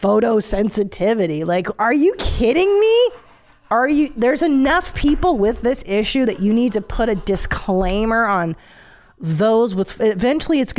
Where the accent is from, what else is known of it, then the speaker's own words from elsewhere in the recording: Hungary; moved away; in Hungary, there's a roller coaster that doesn't even stop to let you on. Like, that's the kind of stuff I grew up going